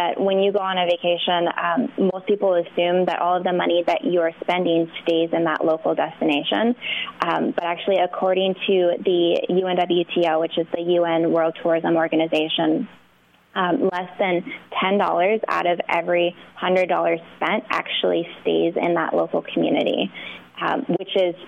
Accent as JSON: {"language": "English", "town": "New York City", "region": "New York", "country": "United States", "said": "I'm a New Yorker"}